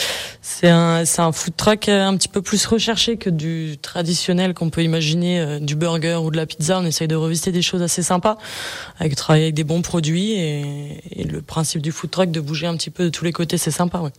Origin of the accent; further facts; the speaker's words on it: Bonneville, Auvergne-Rhône-Alpes, France; Ouais, moi je suis je suis d'ici, je suis de Bonneville ville